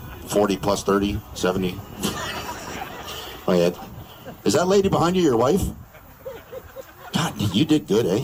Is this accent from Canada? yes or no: yes; Canada